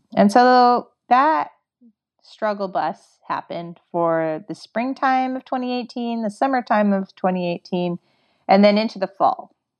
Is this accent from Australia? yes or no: no; Canada; I'm from Canada